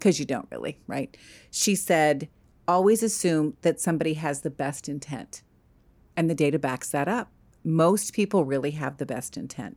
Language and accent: English; East Coast, United States; I grew up on the East Coast.